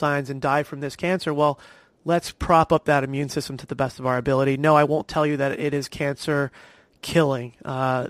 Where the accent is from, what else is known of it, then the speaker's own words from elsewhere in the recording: New Jersey, United States; also born or lived in Long Island, New York; now in Florida, United States; I grew up in New Jersey